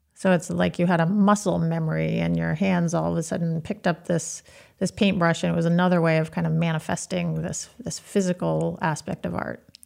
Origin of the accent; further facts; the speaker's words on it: Maine, United States; I grew up in Maine. I haven't spent much time outside of the state of Maine